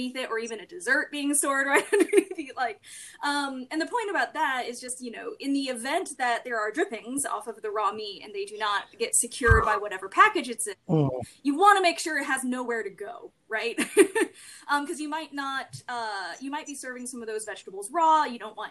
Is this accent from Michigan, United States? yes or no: no; Arizona, United States; I had to get a food handler's card when I was growing up in Arizona